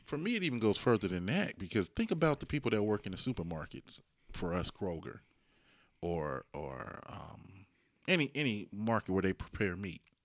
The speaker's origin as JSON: {"language": "English", "town": "Dayton", "region": "Ohio", "country": "United States", "tie": "born or raised there", "said": "I grew up in Dayton, inner city Dayton"}